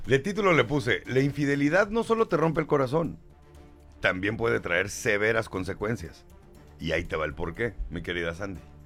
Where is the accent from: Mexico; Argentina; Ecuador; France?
Mexico; somos mexicanos